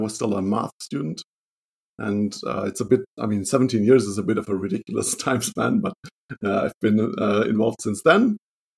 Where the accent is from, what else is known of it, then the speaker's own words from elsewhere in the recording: Germany; English is a second language; also born or lived in Duisburg, Germany; I'm from Germany. I live in Duisburg, Germany, which is close to the Dutch border